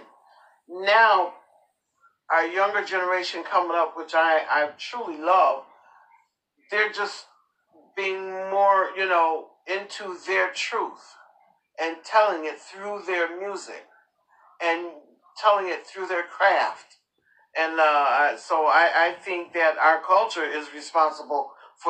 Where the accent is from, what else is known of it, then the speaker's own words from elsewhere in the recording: Rocky Mount, North Carolina, United States; I was born in Rocky Mount, North Carolina.